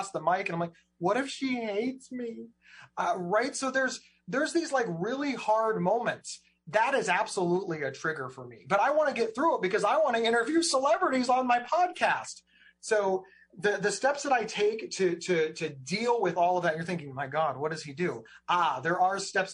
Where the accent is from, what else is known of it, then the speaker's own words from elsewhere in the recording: Ohio, United States; I'm some schlub from Ohio